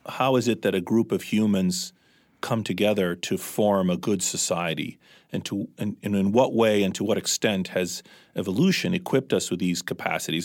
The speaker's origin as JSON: {"language": "English", "town": "Washington", "region": "District of Columbia", "country": "United States", "tie": "born or raised there", "also_born_or_lived": "Mediterranean / Athens, Greece", "moved": "as an adult", "lives_now": "New England, United States", "said": "We were by then growing up in Washington, D C"}